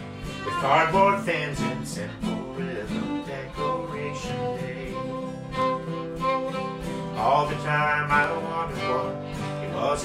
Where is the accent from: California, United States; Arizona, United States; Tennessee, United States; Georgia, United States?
Tennessee, United States